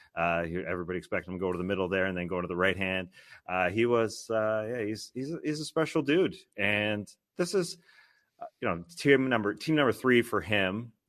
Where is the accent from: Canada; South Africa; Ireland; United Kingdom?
Canada; as a Canadian